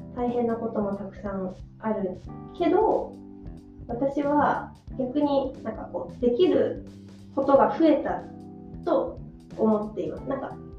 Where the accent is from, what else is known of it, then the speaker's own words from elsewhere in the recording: Yamagata, Japan; also born or lived in Australia; now in Sendai, Japan; 出身は山形県です